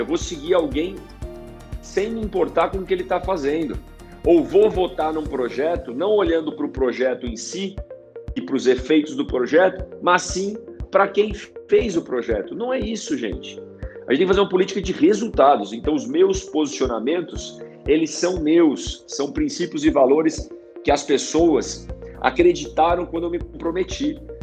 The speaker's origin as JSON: {"language": "Portuguese", "town": "São Bernardo do Campo", "region": "São Paulo", "country": "Brazil", "tie": "born or raised there", "also_born_or_lived": "Rinópolis", "said": "eu nasci em São Bernardo e ia passar as férias lá em Rinópolis"}